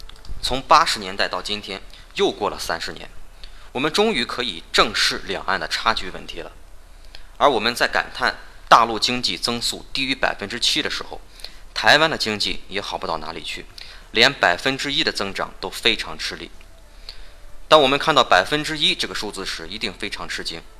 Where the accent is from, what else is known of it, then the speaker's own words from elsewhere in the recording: China; 同样，我们大陆 早晚也会经过这么一个自然的发展过程。